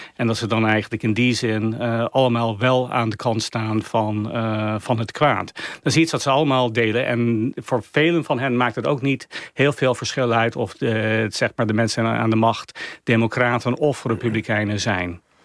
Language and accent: Dutch; United States; wij als Amerikanen